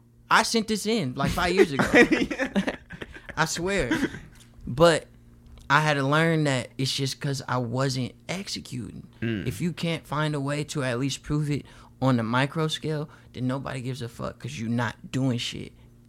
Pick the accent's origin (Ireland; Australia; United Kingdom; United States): United States; the Bay Area, California; I'm from the Bay. We're the land of brilliant ideas and zero execution.